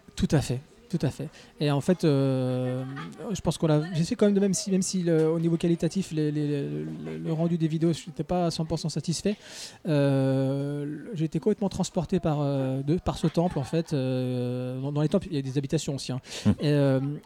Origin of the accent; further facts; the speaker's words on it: France; On est de France.